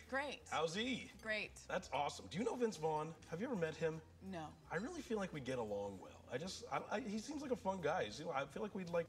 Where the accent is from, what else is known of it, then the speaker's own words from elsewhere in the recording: Vancouver, British Columbia, Canada; I'm Canadian.